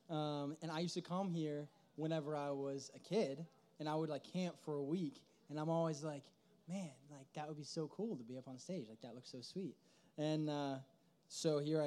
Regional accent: State College, Pennsylvania, United States; I am from State College

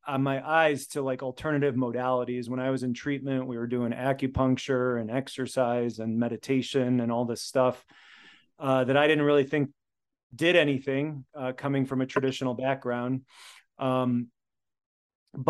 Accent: United States; first language Polish; English is a second language; They're both immigrants from Poland. So I was born in America, first generation. I learned to speak Polish before I learned to speak English

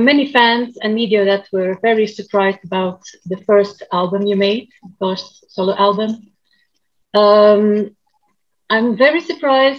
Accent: Ypres, Flanders, Belgium; I'm from Ypres.

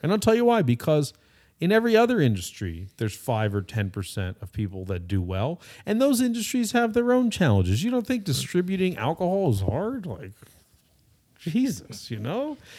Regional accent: California, United States; I'm Californian

